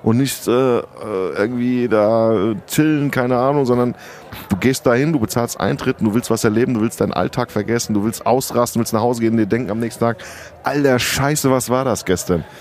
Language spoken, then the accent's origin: German; Rüsselsheim, Hesse, Germany; also born or lived in Sardinia; ich komme aus Rüsselsheim ursprünglich